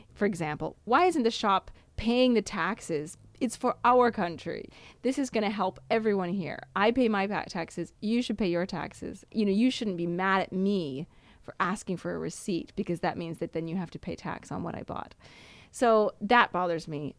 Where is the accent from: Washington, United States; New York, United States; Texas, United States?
Washington, United States; moved away as an adult; now in Italy; was born in Washington State and my passport says I was born in Washington